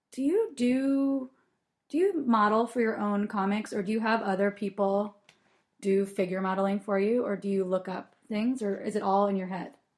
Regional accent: Portland, United States; growing up in Portland

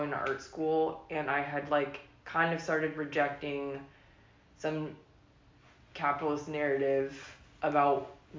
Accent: Lake Oswego, Oregon, United States; I'm from, well, I grew up in Lake Oswego.

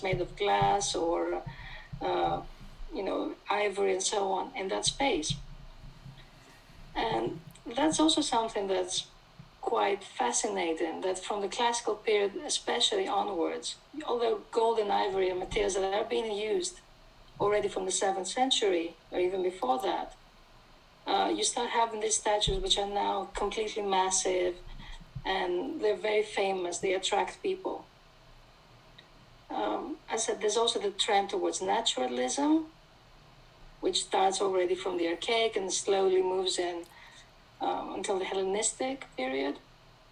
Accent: Thessaloniki, Central Macedonia, Greece; I grew up in Thessaloniki, which is a beautiful city

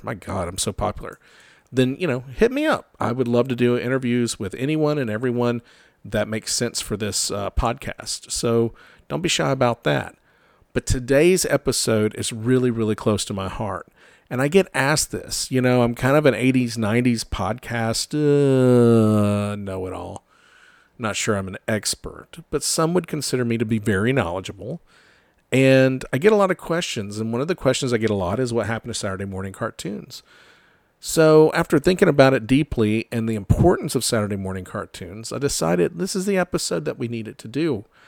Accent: Georgia, United States; I'm from Georgia

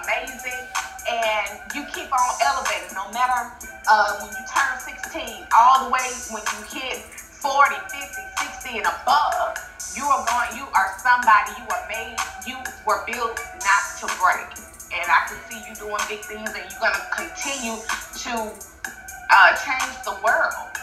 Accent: New Orleans, Louisiana, United States; moved away; also born or lived in Montgomery, Alabama; I was born in New Orleans. My dad's side of family is from there, my dad, my grandparents

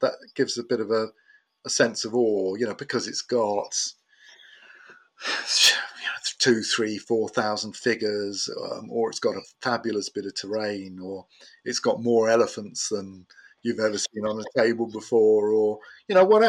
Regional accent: Portsmouth, South East England, United Kingdom; I grew up in Portsmouth, Cosham, and just north of Portsmouth

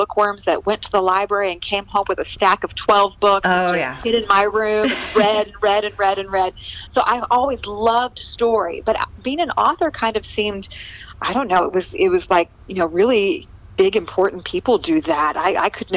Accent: California, United States; moved away as an adult; now in Abilene, United States; I'm actually a transplant from California. Oh, I grew up out on the West Coast in a small little town, and then came to Texas to go to college.

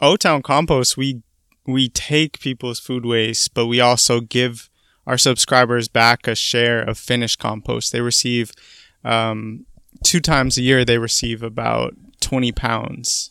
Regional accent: Portland, Oregon, United States; moved away as an adult; also born or lived in Boston; I'm originally from Portland, Oregon

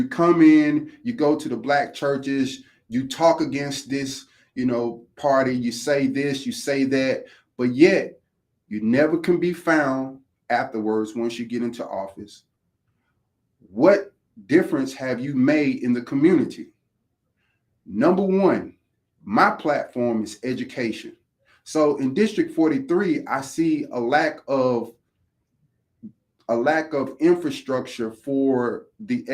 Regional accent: Houston, Texas, United States; now in Georgia, United States; I'm product of a foster care system, the juvenile detention center, Texas Youth Commission, because I'm from Houston

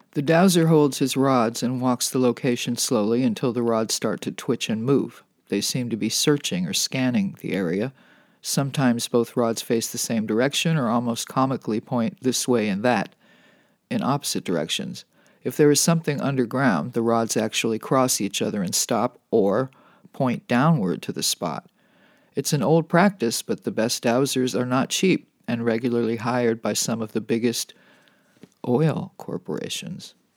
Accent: Los Angeles, California, United States; this is where my hometown got its name, as in the magic of Holly Wood.

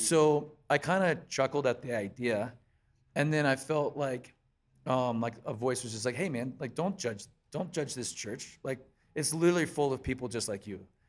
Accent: Columbia, South Carolina, United States; moved away as an adult; also born or lived in Pennsylvania; I was pretty much basically born and raised in Columbia, South Carolina, and then in two thousand six, I moved up to Pennsylvania to join the band

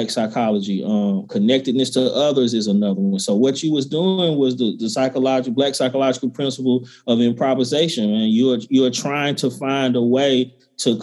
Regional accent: the South, United States; I'm a brother from the South. My people are from South Georgia and Mississippi.

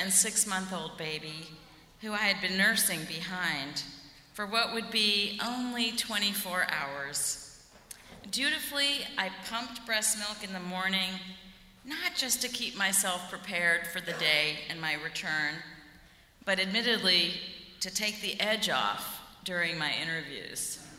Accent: the South, United States; accent: southern; I had to wear menswear suits in the mid-1980s to fit in, lose my southern accent

